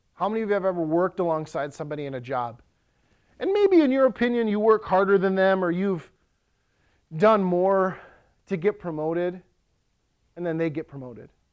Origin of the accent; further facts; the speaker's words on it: Ellsworth, United States; now in Lakeland, United States; In Ellsworth, my hometown